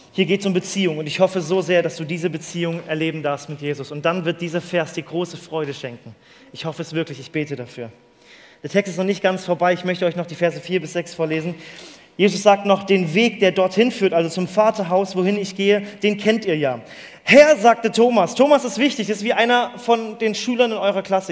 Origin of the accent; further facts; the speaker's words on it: Mali; Ich bin in Mali aufgewachsen, in der Sahara